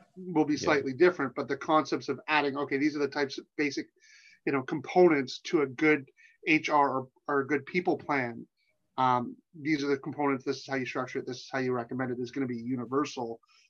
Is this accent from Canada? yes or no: yes; Canada; as a Canadian